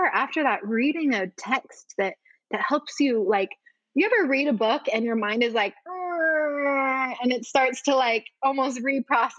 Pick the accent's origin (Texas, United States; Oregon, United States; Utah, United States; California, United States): Utah, United States; growing up in the States as a girl, like here in Utah